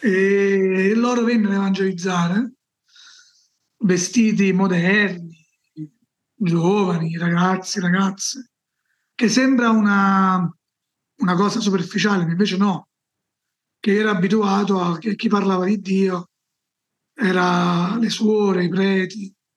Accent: Salerno, Campania, Italy; Io sono nato nel sud Italia, a Salerno, una città vicino, dove Salerno è conosciuta, diciamo, vicino Napoli, in Campania

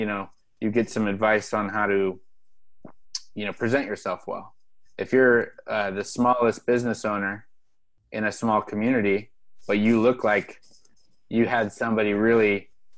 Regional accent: Pacific Northwest, United States; moved away; I'm from the Pacific Northwest originally

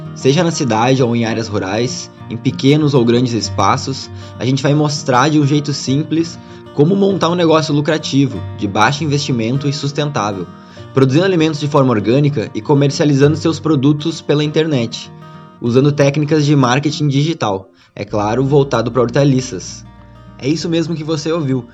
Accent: Santa Maria, Rio Grande do Sul, Brazil; Eu sou aqui de Santa Maria, no Rio Grande do Sul

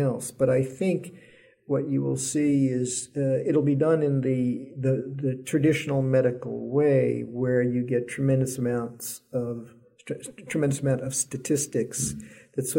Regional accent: New York City, New York, United States; moved away; also born or lived in California / Texas; I was born and raised in New York

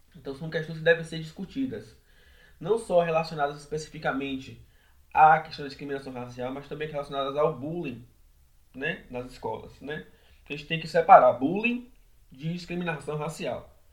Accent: São Félix, Bahia, Brazil; moved away as an adult; now in Salvador, Brazil; Nasci em São Félix, que é uma cidade do Recôncavo da Bahia, fica ali próxima a Muritiba, Cachoeira. E fui criado é, pela minha mãe, pela minha avó

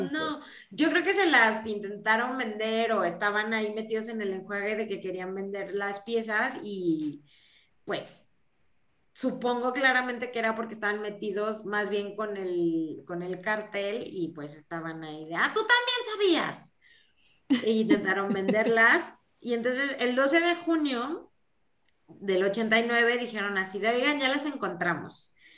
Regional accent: Mexico; cómo somos los mexicanos

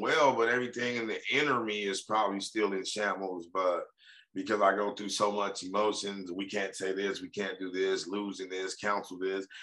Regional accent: Compton, California, United States; I'm from Compton

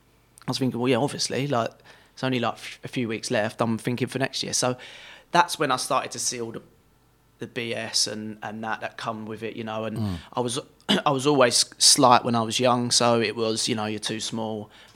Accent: England, United Kingdom; And obviously being English, I wanted to play as high as I could in England.

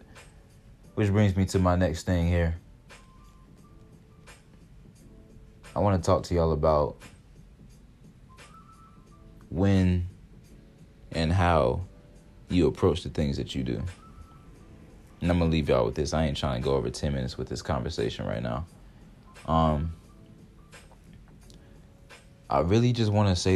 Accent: Georgia, United States; moved away as an adult; now in Ohio, United States; I'm from the South, so I love Georgia more. That's where I'm really from.

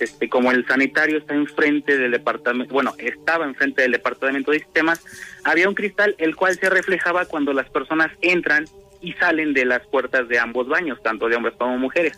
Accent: State of Mexico, Mexico; originario soy de, de Estado de México

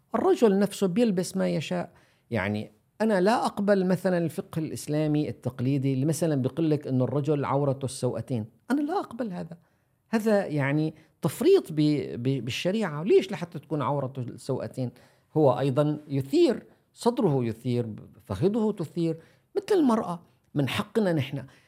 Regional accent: Syria; نحن عندنا عندنا في سوريا

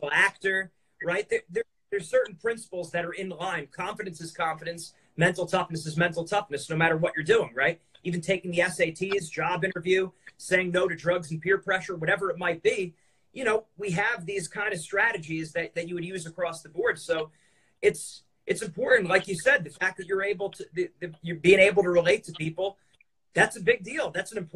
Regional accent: Edison, New Jersey, United States; now in New York City, United States; Originally New Jersey. Now I'm in New York City

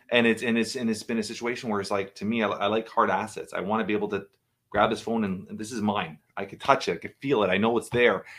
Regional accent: Toronto, Ontario, Canada; I've been, uh, born and raised in Toronto, Canada

